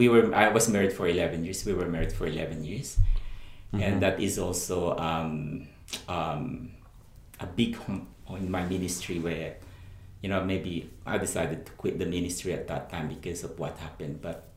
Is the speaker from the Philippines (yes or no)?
yes; Philippines; my family, being a Filipino, and you know, the expectation from families